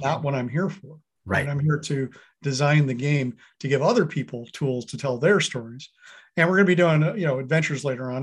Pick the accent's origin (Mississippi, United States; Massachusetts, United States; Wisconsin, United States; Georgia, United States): Wisconsin, United States; I grew up in Wisconsin